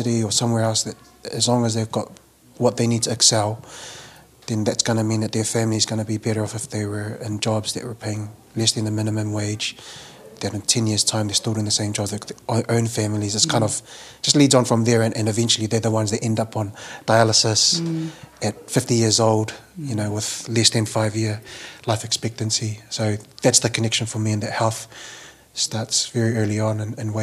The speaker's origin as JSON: {"language": "English", "region": "Auckland", "country": "New Zealand", "tie": "born or raised there", "said": "Being Samoan, growing up in South Auckland"}